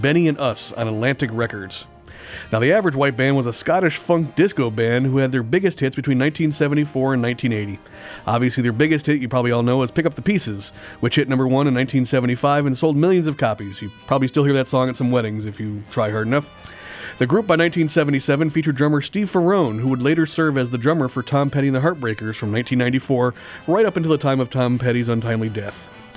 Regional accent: Berlin, Germany; I was born in Berlin around the same time.

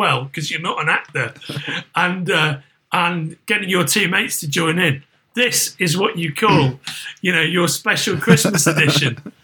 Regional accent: Merseyside, North West England, United Kingdom; moved away; I'm from Merseyside originally

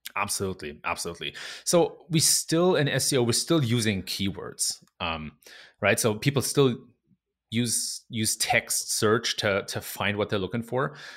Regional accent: Germany; moved away as an adult; also born or lived in Silicon Valley, United States; I was born and raised in Germany. Uh, and then in my mid-twenties, I came to the U S, and I spent six years in Silicon Valley

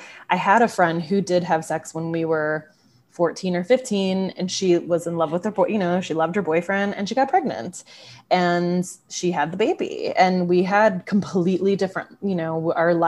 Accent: San Antonio, Texas, United States; moved away; I grew up in San Antonio, Texas, which is one of the teen pregnancy capitals

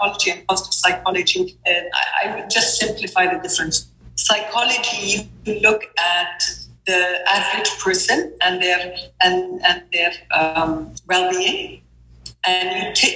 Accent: Kuwait; I am from Kuwait, and I'm a mother of four amazing girls.

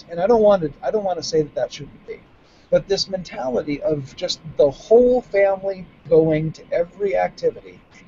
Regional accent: the Northwest, Pacific Northwest, United States; moved away as an adult; the 70s, 80s society that I grew up in the Northwest

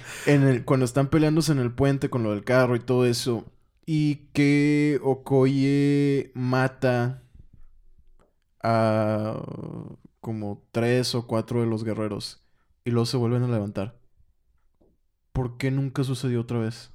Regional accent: Mexico; siendo mexicano, escuchando esa, o más bien hablando español

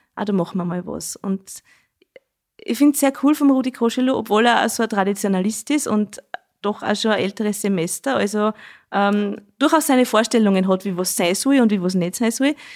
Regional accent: Schneeberg, Lower Austria, Austria; Das sag ich als gebürtige Schneebergerin nicht, weil bei uns sagt man ja Dudeln zum Jodeln

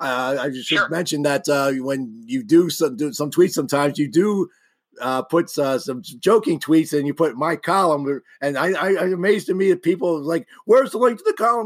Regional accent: Philadelphia, Pennsylvania, United States; moved away; I grew up in Philadelphia. I'm 56 years old. I grew up in the 70s, and Wawa, maybe I was just blind, but it wasn't a big deal. I mean, back in where I grew up in Northeast Philadelphia, Morrell Park

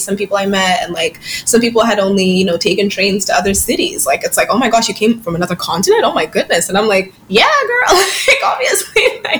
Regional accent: United States; born there; Like, I was born in the States, but like I've never been in America for like more than a year or two. And that's so strange to me because like, I'm American, you know what I mean?

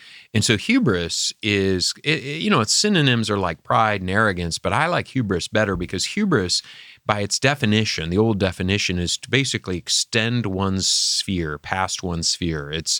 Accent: Michigan, United States; From my home state of Michigan.

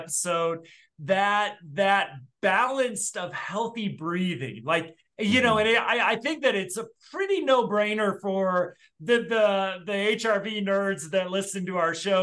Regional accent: Midwest, United States; growing up in the Midwest

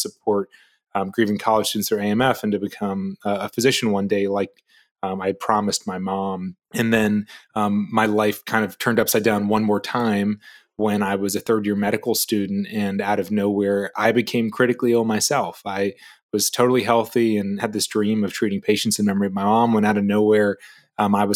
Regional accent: Raleigh, North Carolina, United States; moved away as an adult; I grew up in Raleigh, North Carolina

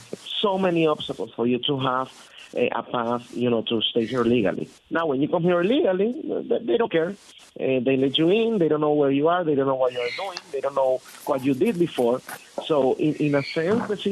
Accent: Venezuela; English is a second language; now in United States; I'm from Venezuela

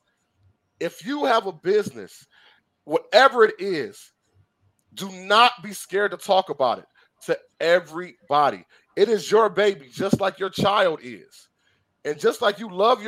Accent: Detroit, Michigan, United States; Growing up in Detroit, I grew up in the ghetto, the hood, whatever you want to call it

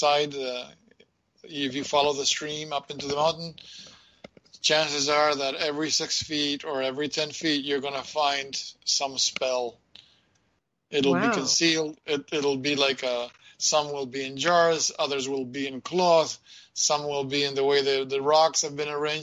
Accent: Argentina; moved away; my hometown where I'm from in Argentina, close to the city in the hills.

